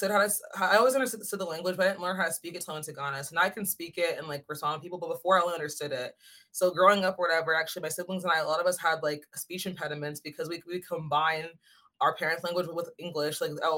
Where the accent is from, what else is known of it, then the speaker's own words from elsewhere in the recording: Goodyear, Arizona, United States; now in Los Angeles, United States; I'm from Phoenix, but not really Phoenix. It's like a little bit outside of Phoenix. It's called Goodyear